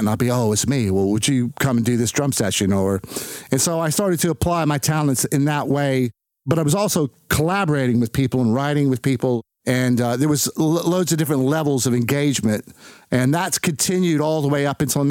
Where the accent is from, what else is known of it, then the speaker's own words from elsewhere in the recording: Wichita, Kansas, United States; now in United Kingdom; I was sort of born and raised in Wichita, Kansas, which is in the Midwest of America